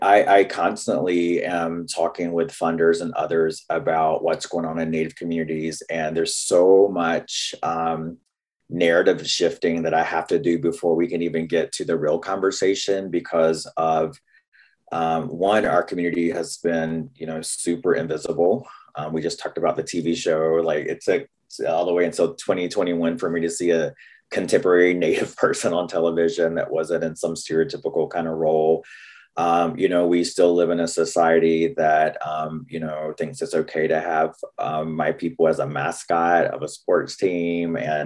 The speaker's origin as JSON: {"language": "English", "region": "the South", "country": "United States", "accent": "Southern US", "said": "all the stereotypes they had about me and my people and people in the South because of my accent"}